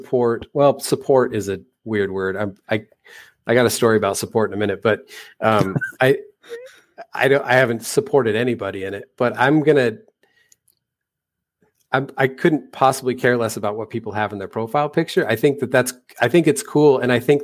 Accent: United States; I'm American

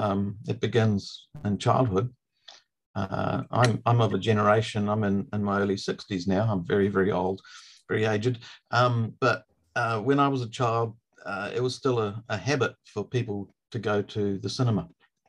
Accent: New Zealand

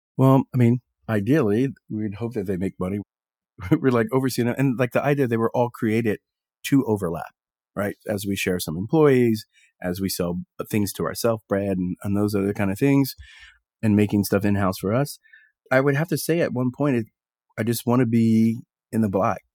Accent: Texas, United States; moved away; I grew up in Texas

